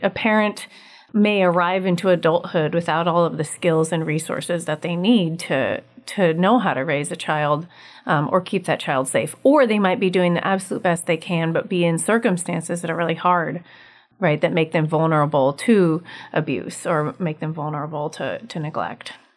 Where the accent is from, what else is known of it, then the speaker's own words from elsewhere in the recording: Anchorage, Alaska, United States; I am from Anchorage, grew up here, and live here